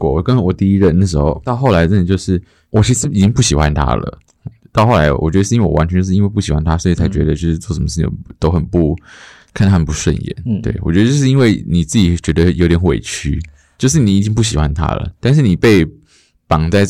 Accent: Taoyuan, Taiwan; 因为我本我是桃园人，然后我从来没有上过台北，小时候

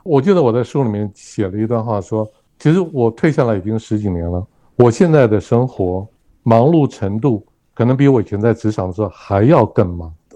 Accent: Taipei, Taiwan; moved away as an adult; also born or lived in Beijing, China; now in Kaohsiung, Taiwan; 我是台北市人，我是土生土长的台北市人。可是我过去二十几年都不住在台北。我后来因为工作的关系，所以我在，我是在，呃，中国大陆北京退休的。那十几年前退休下来之后，我没有，我没有回到我的老家台北去置产。我跑到人生地不熟的高雄置产

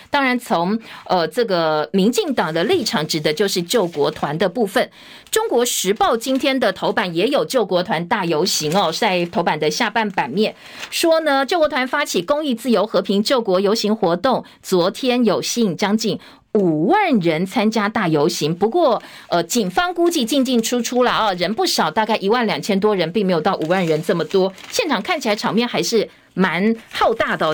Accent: Longtan, Taoyuan, Taiwan; 桃园的龙潭，好，我的故乡啊

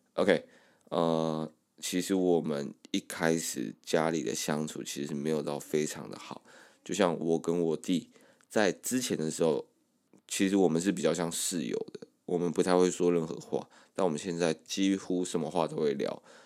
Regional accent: Kaohsiung area, Taiwan; moved away as an adult; now in Taipei, Taiwan; 我们从高中的时候就一直跑高雄市区

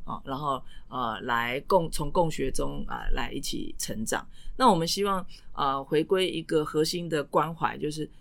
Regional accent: Taipei, Taiwan; 我在万华出生成长

